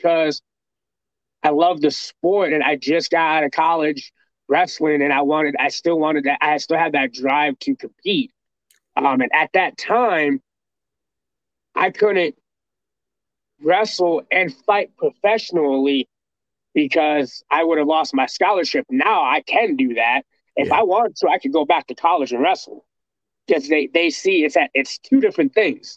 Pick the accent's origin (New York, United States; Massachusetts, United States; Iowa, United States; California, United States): Iowa, United States; Waterloo; now in Des Moines, United States; I'm from Waterloo, Iowa, which is like 2 hours away from here.